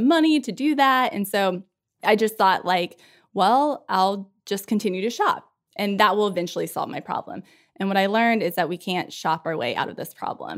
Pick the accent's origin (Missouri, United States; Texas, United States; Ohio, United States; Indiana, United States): Indiana, United States; moved away as an adult; also born or lived in Memphis, Tennessee / Scranton, Pennsylvania; I grew up in Indiana. Like any good Hoosier does